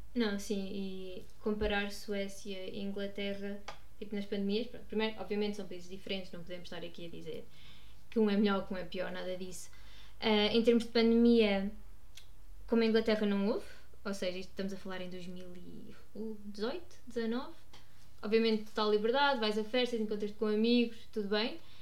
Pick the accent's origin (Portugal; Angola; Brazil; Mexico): Portugal; Guarda, Centro; moved away as an adult; also born or lived in Lisbon; sou natural da Guarda